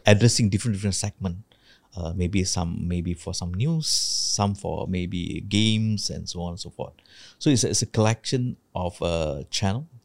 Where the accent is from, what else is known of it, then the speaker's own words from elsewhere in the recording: Malaysia; I'm a Malaysian